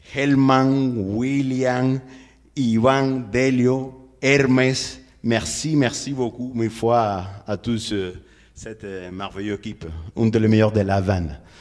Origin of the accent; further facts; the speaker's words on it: Havana, Cuba; French is a second language; chez moi, chez nous à La Havane